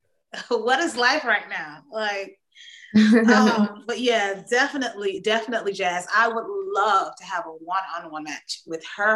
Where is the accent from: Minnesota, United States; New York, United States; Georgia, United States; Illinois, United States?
Georgia, United States; Atlanta; I'm a homegrown Southern Georgia peach